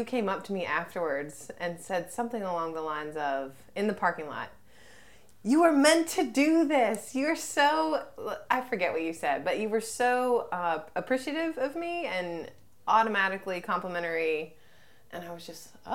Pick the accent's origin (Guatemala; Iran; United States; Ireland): United States; Kernersville, North Carolina; moved away as an adult; also born or lived in Texas / Colorado / San Clemente, California; I'm from Kernersville, K, Vegas. Kernersville, North Carolina. It's a small, sweet little town. Grew up classically with lovely parents and a sister.